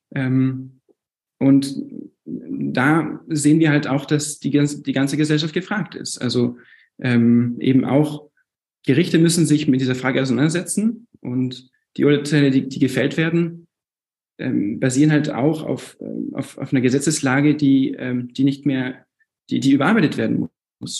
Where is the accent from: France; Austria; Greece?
France; moved away as an adult; now in Munich, Germany; ich bin 24 und bin in München geboren. Ähm, meine Eltern waren zum Studium dort und wir sind dann nach Frankreich umgezogen. Ich bin deswegen zwei, zweisprachig aufgewachsen